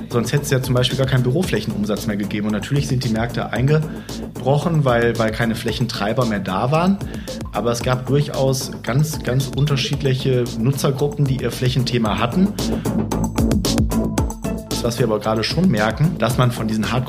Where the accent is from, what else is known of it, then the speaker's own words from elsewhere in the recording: North Rhine-Westphalia, Germany; Und ich dann sage, ja, ich komme aus dem Ruhrgebiet, dann kommen oft die mitleidsvollen Blicke.